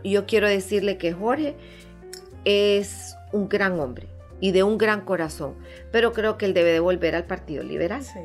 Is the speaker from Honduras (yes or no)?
yes; Honduras; como hondureños